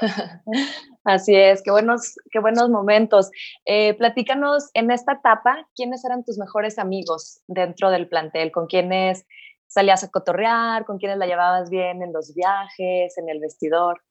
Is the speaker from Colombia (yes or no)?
no; Mexico; Así somos los mexicanos